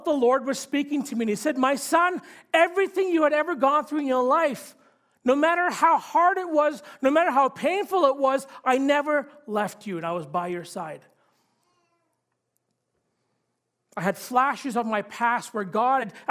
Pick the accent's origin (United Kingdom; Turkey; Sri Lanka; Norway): Sri Lanka; I'm from Sri Lanka. I was born there. And I grew up in an area of Sri Lanka where there was civil war and violence.